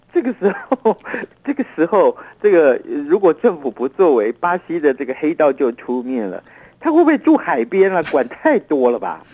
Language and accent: Chinese; Taiwan; 我们台湾话